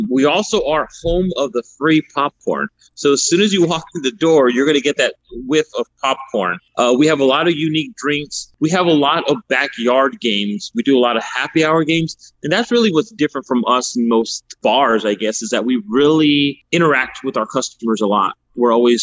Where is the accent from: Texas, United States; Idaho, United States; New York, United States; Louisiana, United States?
Texas, United States; San Antonio; also born or lived in Miami, Florida / Houston, Texas; We moved to Houston, and I moved to San Antonio when I was about maybe 9. But I've always lived on the south side.